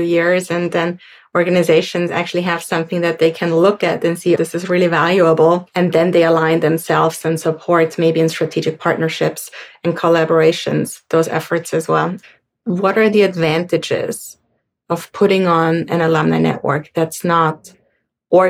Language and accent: English; Austria; I'm from Austria